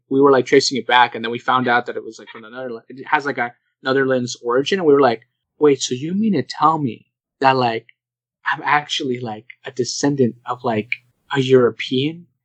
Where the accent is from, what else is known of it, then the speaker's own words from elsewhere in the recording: Canada; I'm still a Canadian.